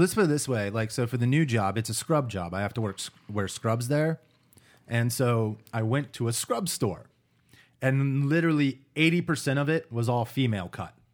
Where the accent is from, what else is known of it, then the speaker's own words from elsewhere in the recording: United States; me being an American